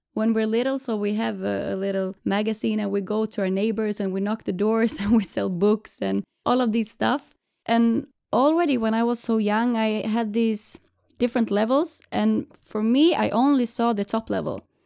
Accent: Jönköping, Jönköping County, Sweden; now in Gothenburg, Sweden; Right now, I live in Gothenburg, but I'm from Jönköping from the beginning

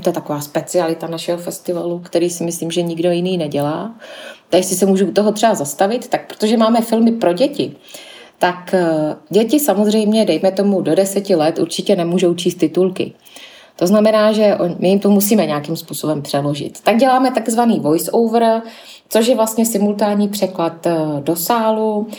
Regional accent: Zlín, Zlín Region, Czechia; kteří tady pracujeme, tak většinou pocházíme a jsme ze Zlína

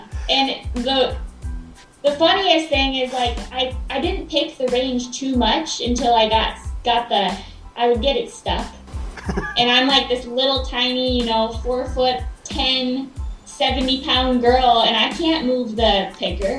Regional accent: Forest Lake, Minnesota, United States; moved away as an adult; also born or lived in Colorado; I'm born and raised in Forest Lake, Minnesota.

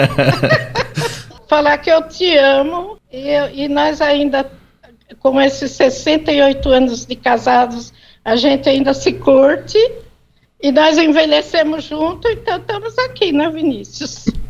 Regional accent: Socorro, São Paulo, Brazil; now in São Paulo, Brazil; Nós nascemos os dois em Socorro

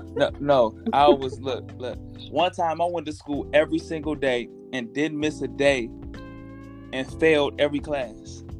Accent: Toledo, Ohio, United States; I'm from Toledo, Ohio

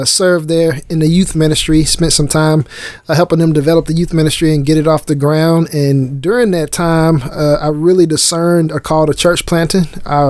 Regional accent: Memphis, Tennessee, United States; moved away as an adult; also born or lived in Dallas, Texas; now in Killeen, United States; I'm from Memphis. I'm a native Memphian, born and raised. My whole life has been spent there for the most part. Lived in Dallas for a couple years. Followed my wife down there, got married, and brought her back to Memphis with me.

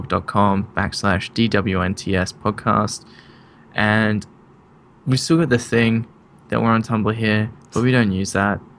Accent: Australia; I'm from Australia

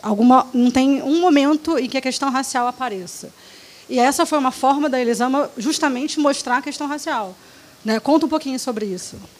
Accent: Rio de Janeiro, Brazil; eu sou do Rio, acho que dá para ouvir

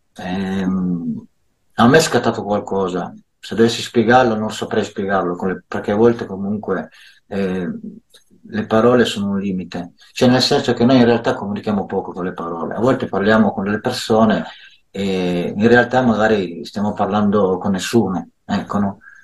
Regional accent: Milan, Lombardy, Italy; Io sono nato a Milano

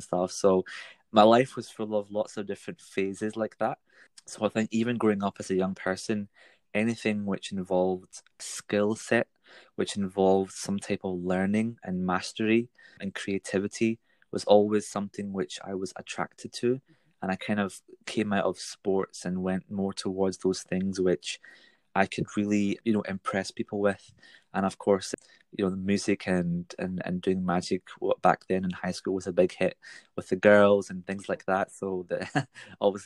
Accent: Glasgow, Scotland, United Kingdom; when I grew up in Scotland here in Glasgow

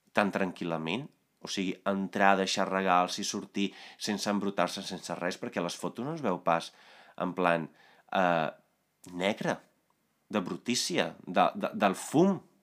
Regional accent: Italy; Catalan is a second language; now in Spain; jo vinc d'Itàlia

